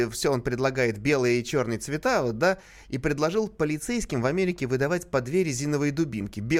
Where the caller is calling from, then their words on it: Tver, Tver Oblast, Russia; Я из Твери.